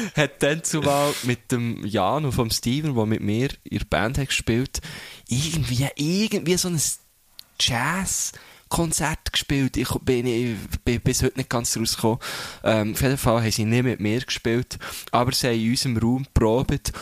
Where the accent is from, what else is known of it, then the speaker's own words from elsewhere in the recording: Thun, Bern, Switzerland; aus der Stadt, wo ich herkomme